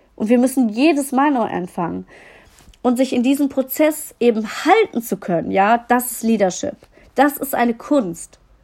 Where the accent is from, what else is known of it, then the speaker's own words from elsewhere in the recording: Düsseldorf, North Rhine-Westphalia, Germany; ich komme aus Düsseldorf